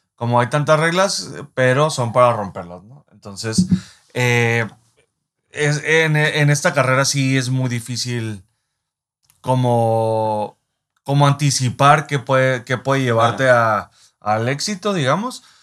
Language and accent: Spanish; Mexico; nosotros como mexicanos